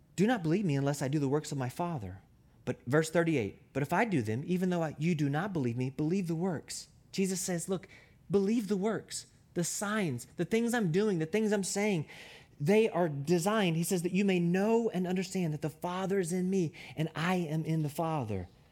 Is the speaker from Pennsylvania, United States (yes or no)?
no; Louisville, Kentucky, United States; I was born and raised in Louisville, Kentucky